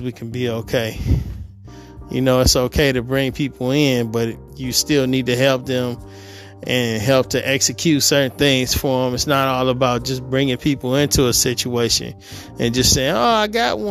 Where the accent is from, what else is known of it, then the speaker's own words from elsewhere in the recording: Detroit, Michigan, United States; moved away as an adult; now in California, United States; I am from Detroit, Michigan. I was born and raised there.